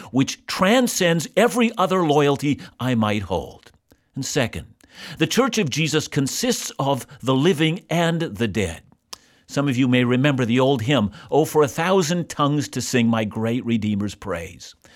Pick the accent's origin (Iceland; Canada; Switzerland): Canada; I'm a Canadian, and I'm deeply thankful to be a citizen of this country.